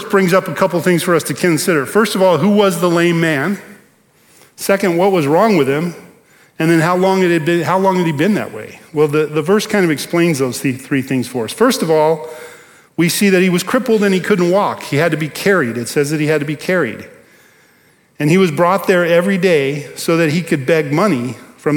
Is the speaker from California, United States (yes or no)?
yes; Bakersfield, California, United States; moved away; I grew up in Bakersfield.